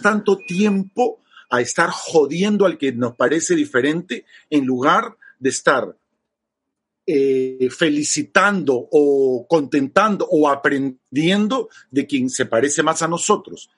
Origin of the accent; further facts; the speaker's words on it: Peru; also born or lived in Chile; De viaje como peruano